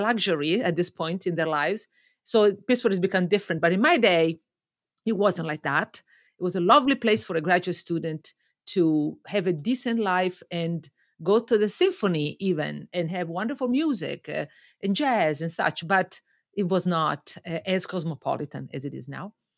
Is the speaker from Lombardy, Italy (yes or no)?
yes; Lake Como, Lombardy, Italy; moved away as an adult; also born or lived in Milan, Italy; now in Toronto, Canada; I grew up in Italy, um, on Lake Como, just north of Milan